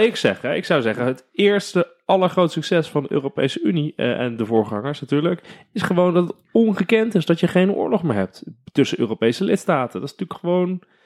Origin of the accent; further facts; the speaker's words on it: Netherlands; wij zijn Nederlanders